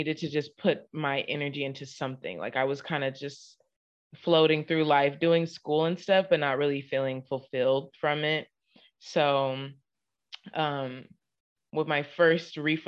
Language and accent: English; Inglewood, California, United States; moved away as an adult; now in Houston, United States; Inglewood specifically, South Central Los Angeles